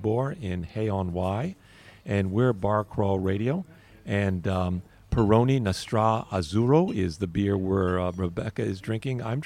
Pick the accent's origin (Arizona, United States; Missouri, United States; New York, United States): New York, United States; I'm a New Yorker.